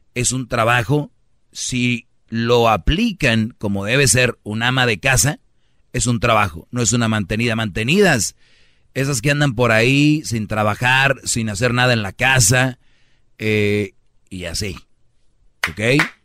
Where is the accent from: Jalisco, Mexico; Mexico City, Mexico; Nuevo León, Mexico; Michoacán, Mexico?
Nuevo León, Mexico; Monterrey; como buen regio